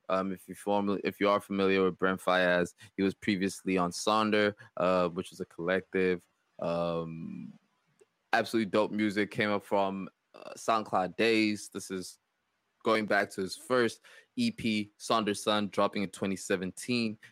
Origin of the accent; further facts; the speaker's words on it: South Africa; It made me think of my home country